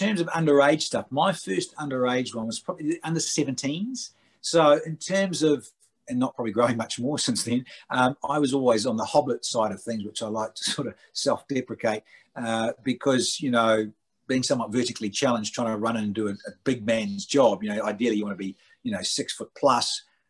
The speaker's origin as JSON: {"language": "English", "region": "Auckland", "country": "New Zealand", "tie": "born or raised there", "also_born_or_lived": "North Shore, Auckland", "moved": "yes", "lives_now": "Australia", "said": "I was growing up in West Auckland"}